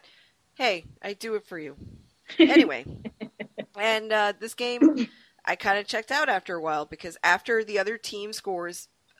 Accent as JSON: {"language": "English", "region": "Rhode Island", "country": "United States", "said": "So I almost said, hey, I'm from Rhode Island, which would have been really dumb."}